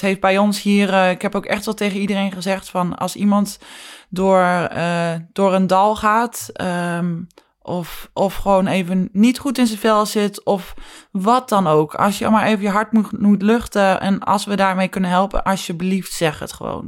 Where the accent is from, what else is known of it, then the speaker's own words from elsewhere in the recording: Netherlands; wij als Nederlanders